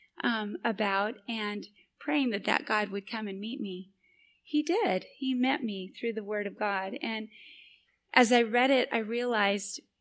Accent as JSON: {"language": "English", "town": "Boise", "region": "Idaho", "country": "United States", "tie": "born or raised there", "said": "my hometown in Boise, Idaho."}